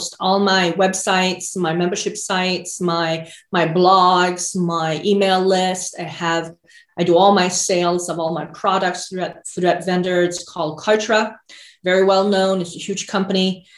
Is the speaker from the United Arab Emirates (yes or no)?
no; Sweden; moved away as an adult; now in United States; I grew up in Sweden in the 80s.